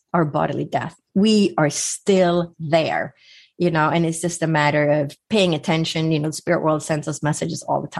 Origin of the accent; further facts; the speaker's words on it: Sweden; moved away; growing up in Sweden, I would spend my summers on an island with no electricity or running water